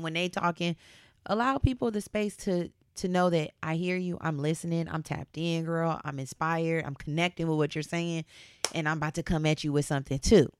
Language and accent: English; Southern California, United States; I grew up here in SoCal